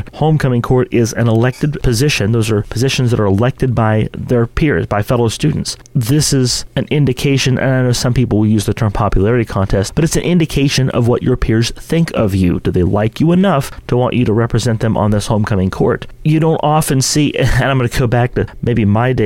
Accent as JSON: {"language": "English", "town": "St. Marys", "region": "West Virginia", "country": "United States", "tie": "born or raised there", "said": "Growing up in St. Mary's"}